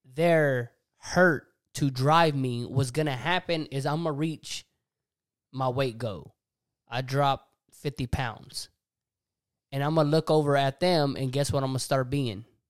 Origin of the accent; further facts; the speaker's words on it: Texas, United States; accent: country; we're from Texas